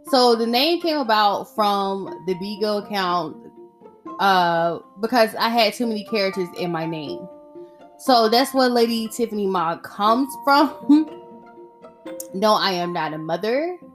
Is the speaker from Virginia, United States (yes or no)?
no; Atlanta, Georgia, United States; far as you're concerned, I am from Atlanta, Georgia.